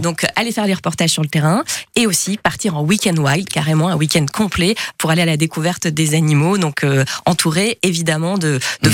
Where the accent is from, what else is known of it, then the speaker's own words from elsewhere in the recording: Marseille, Provence-Alpes-Côte d'Azur, France; Je suis marseillaise